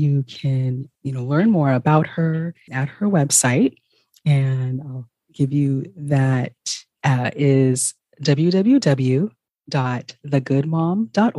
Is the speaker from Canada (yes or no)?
no; Ghana; moved away; I am originally from Ghana